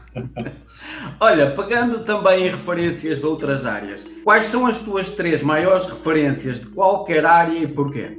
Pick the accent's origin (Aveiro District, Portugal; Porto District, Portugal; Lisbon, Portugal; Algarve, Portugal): Aveiro District, Portugal; São João da Madeira; Eu sou aqui da zona de Espinho, eu sou aqui da zona São João da Madeira